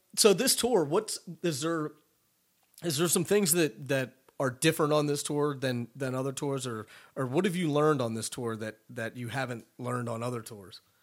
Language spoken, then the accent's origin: English; Philadelphia, Pennsylvania, United States; moved away; I'm originally from Philly